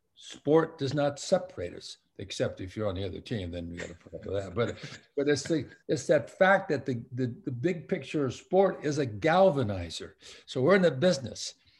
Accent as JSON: {"language": "English", "town": "Long Beach", "region": "California", "country": "United States", "tie": "born or raised there", "said": "I'm a Southern California kid, born and raised in Long Beach, California"}